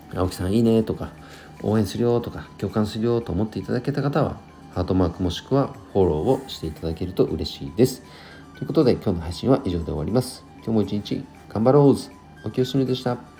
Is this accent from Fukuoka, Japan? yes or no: no; Nagano, Japan; 地元長野県